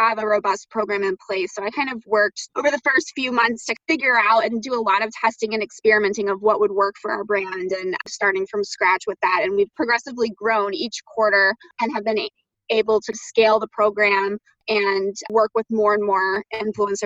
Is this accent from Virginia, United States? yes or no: yes; Southern Virginia, United States; moved away as an adult; now in Chicago, United States; I am from Southern Virginia and grew up there, and I've been in Chicago now for about 10 years